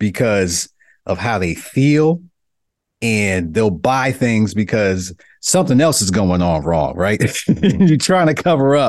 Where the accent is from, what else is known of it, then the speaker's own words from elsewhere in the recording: New York City, New York, United States; growing up in Brooklyn